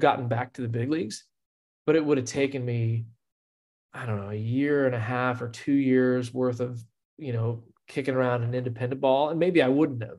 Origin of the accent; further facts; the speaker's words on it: Houston, Texas, United States; moved away as an adult; also born or lived in Austin, Texas / Stanford, California; where I grew up in Houston